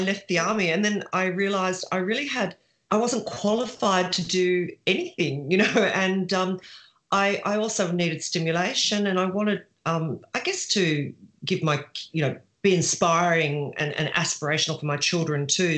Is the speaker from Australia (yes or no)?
yes; Sydney, New South Wales, Australia; moved away as an adult; also born or lived in Bendigo, Victoria; I was from Sydney and I was sent to a little country town in Victoria, Bendigo